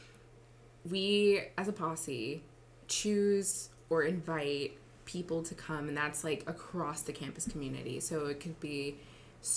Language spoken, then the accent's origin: English; San Francisco, California, United States; moved away as an adult; now in Tacoma, United States; I'm from San Francisco, but now I'm in Tacoma